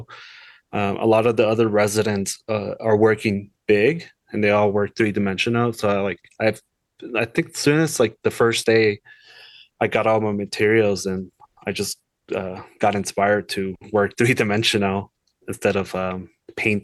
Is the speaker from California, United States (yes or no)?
yes; Los Angeles, California, United States; moved away as an adult; also born or lived in Kansas City; I'm originally from Los Angeles, so I'm a California boy my whole life. You know, LA's big. It's changed so much since growing up there